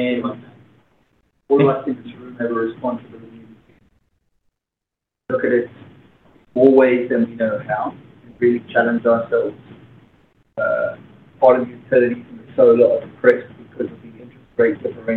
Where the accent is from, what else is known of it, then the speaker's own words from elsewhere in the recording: South Africa; I'm from South Africa